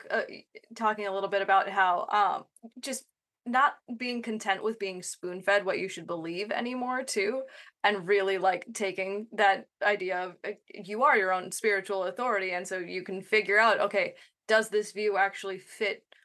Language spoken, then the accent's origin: English; Minnesota, United States; only having ever been rooted in Minnesota